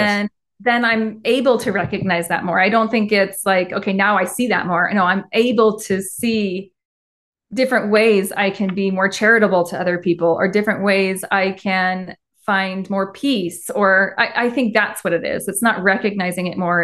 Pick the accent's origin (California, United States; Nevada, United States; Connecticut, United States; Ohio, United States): Nevada, United States; Henderson; moved away as an adult; now in Utah, United States; I actually grew up in Las Vegas, and then I moved to Utah when I was eighteen to go to the U, and then never left.